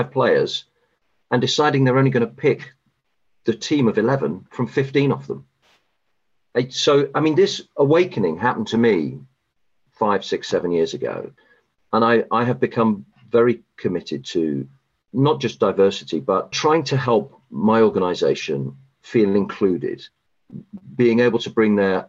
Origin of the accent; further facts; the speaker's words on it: United Kingdom; moved away as an adult; now in United States; I'm a Brit and I grew up in the UK